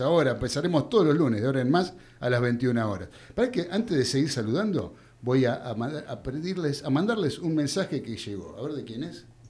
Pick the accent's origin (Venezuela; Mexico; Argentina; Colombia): Argentina; somos los argentinos